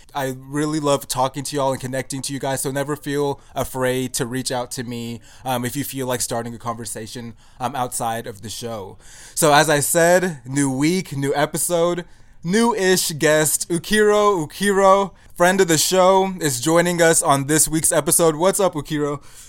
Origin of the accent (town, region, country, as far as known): United States; born or raised there